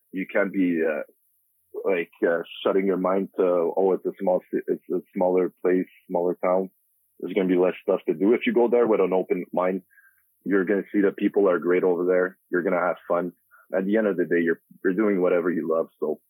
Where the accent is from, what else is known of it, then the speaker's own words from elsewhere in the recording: Montreal, Quebec, Canada; English is a second language; From the neighborhood where I grew up in Montreal